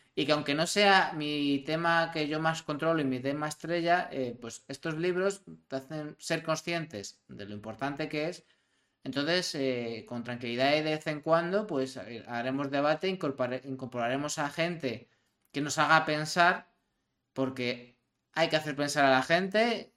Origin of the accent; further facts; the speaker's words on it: Madrid, Community of Madrid, Spain; de donde yo vengo, de un barrio muy humilde de Madrid. Si yo mañana veo a mis vecinos de Orcasietas